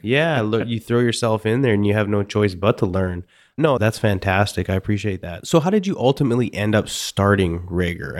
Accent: Canada; I'm from Canada and mostly Eastern European

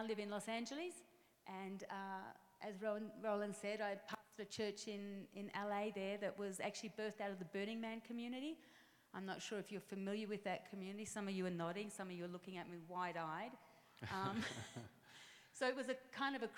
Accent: Melbourne, Victoria, Australia; accent: Australian; downtown Melbourne in Australia, which is where my accent is from

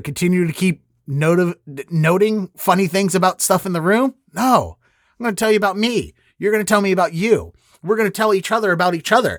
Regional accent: Baltimore, Maryland, United States; I'm from Baltimore

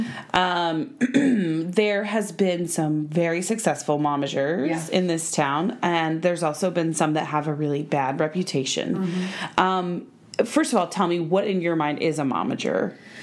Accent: Oklahoma, United States; Oh my God, I'm from Oklahoma.

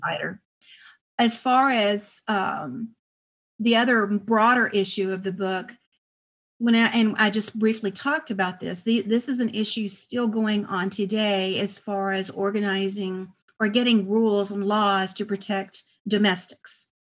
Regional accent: El Paso, Texas, United States; I was raised in El Paso and we had Mexican maids

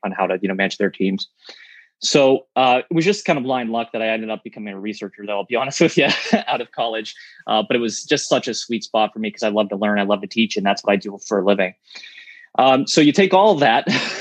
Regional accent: Pittsburgh, Pennsylvania, United States; I'm from Pittsburgh

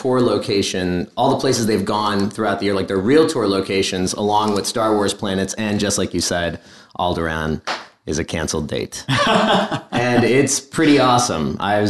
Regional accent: Caldwell, New Jersey, United States; Northern New Jersey in the Caldwell area.

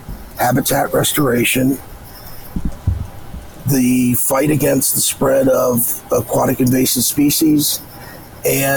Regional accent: United States; I grew up on the Potomac

